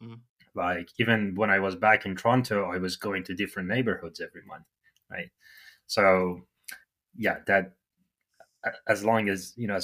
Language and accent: English; Iran; moved away as an adult; now in Canada; I'm from Iran